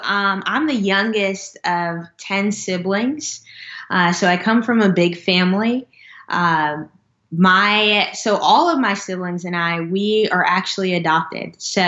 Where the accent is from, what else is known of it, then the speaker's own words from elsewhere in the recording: Jersey City, New Jersey, United States; born there; and then I'm adopted from Jersey City, New Jersey, just right outside New York City.